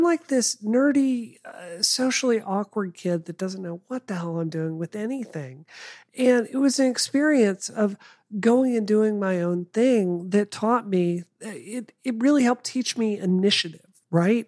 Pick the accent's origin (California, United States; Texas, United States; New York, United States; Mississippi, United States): Mississippi, United States; I grew up in Mississippi.